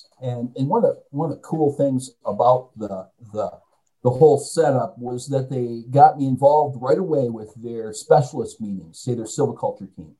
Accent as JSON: {"language": "English", "town": "Kalamazoo", "region": "Michigan", "country": "United States", "moved": "yes", "said": "I'm from Kalamazoo, Michigan, in the first place, too. So there was the opportunity to go back home."}